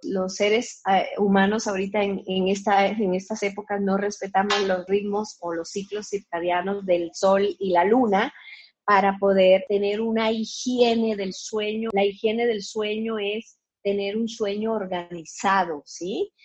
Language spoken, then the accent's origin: Spanish; Colombia; now in Guadalajara, Mexico; soy de Colombia, nacida en Colombia, pero ya tengo 40 años viviendo aquí en Guadalajara, México